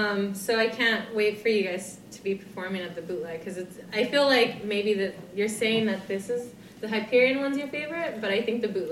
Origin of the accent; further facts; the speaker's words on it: United States; I'm from the States.